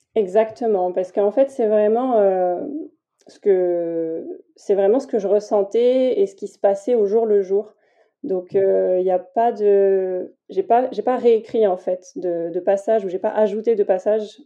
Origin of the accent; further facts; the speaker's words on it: Tours, Centre-Val de Loire, France; now in Toulouse, France; j'habite à Toulouse et je suis originaire de Tours